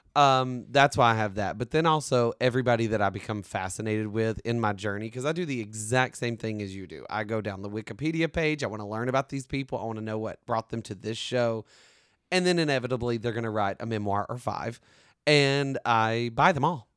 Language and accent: English; the South, United States; I'm from the South.